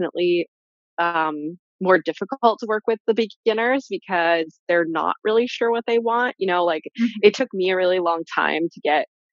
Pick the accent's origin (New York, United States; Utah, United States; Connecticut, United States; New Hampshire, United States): New York, United States; I'm from New York